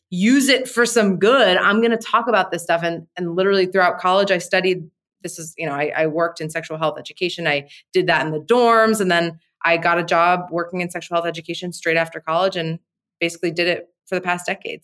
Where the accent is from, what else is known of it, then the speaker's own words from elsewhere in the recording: New Jersey, United States; I'm from New Jersey